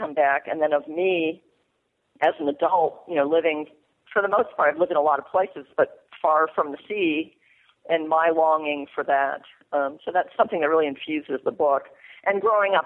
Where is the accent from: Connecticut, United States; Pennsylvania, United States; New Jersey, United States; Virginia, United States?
Connecticut, United States; Mystic; moved away as an adult; I grew up in Mystic, Connecticut, which is home to a whaling museum.